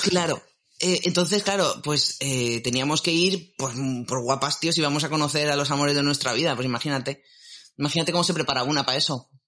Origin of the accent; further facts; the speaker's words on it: Alicante, Valencian Community, Spain; yo soy de Alicante